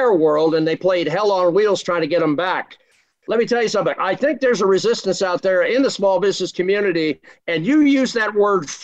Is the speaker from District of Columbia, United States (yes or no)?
yes; Washington, District of Columbia, United States; I was born in Washington, D.C.